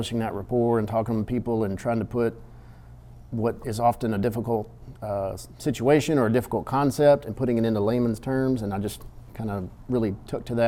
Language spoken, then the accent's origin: English; Victoria, Texas, United States; also born or lived in Austin, Texas / Georgetown, Texas / San Antonio, Texas / Waco, Texas; now in Kaufman, United States; grew up in South Texas in Victoria